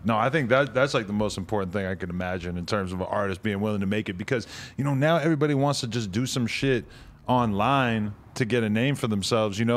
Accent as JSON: {"language": "English", "region": "New Hampshire", "country": "United States", "said": "New Hampshire"}